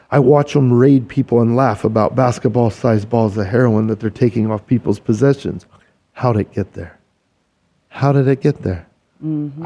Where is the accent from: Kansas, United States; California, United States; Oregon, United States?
Kansas, United States; I'm a Kansas boy. I grew up in the Midwest